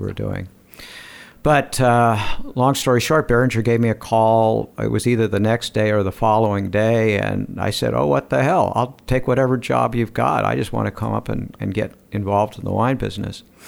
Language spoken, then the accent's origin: English; Southern California, United States; also born or lived in Taos, New Mexico / Santa Barbara; South Cal, mostly